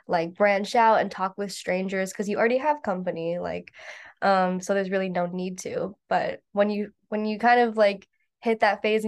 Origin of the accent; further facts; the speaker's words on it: Midwest, United States; we're both from the Midwest